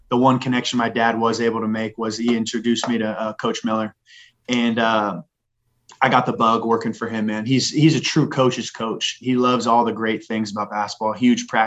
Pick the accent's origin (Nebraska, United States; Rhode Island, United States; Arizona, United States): Arizona, United States; Phoenix; born there; I was born in Phoenix, Arizona when he was at ASU with Bill Frieder.